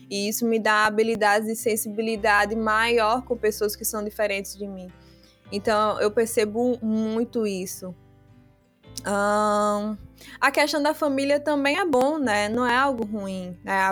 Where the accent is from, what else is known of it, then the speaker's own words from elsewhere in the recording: Biombo, Guinea-Bissau; E nós somos de Biombo, uma cidade de Biombo. E lá meus pais aprenderam a falar o papel, que se fala pepel, na verdade. E aí eu não aprendi, porque eu fui criado na cidade.